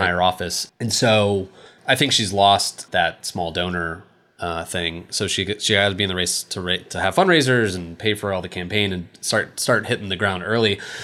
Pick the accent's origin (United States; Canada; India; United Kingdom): United States; East Coast; moved away; I'm from the East Coast